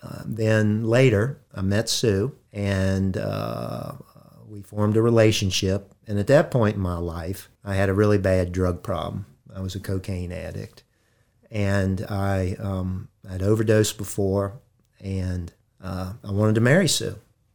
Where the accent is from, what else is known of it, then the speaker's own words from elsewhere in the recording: Harrisonburg, Virginia, United States; born there; I was born in Harrisonburg